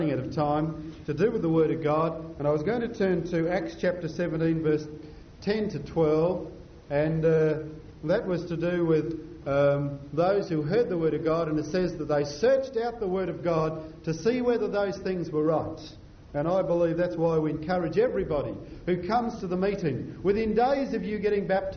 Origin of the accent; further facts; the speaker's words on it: Scotland, United Kingdom; now in Adelaide, Australia; being a Scotsman